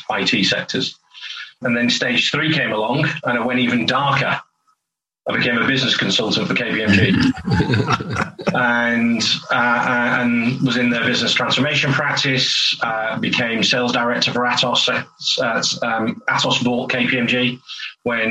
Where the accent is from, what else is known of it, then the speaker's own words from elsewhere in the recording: St Helens, North West England, United Kingdom; moved away as an adult; now in North East England, United Kingdom; I'm from St Helens originally, so I'm a Lancashire lad. When I was born, it was Lancashire.